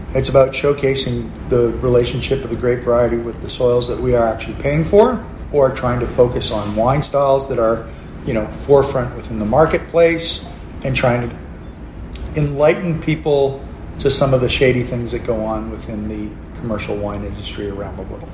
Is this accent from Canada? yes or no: yes; Canada; also born or lived in McLaren Vale, Australia; now in Australia; I look like a redneck Canadian